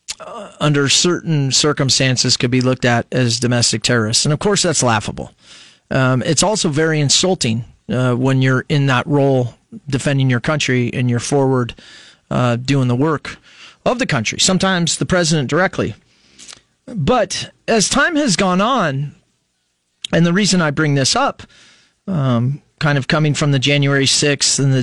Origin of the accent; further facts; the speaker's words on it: United States; I'm an American just like you, trying to raise a family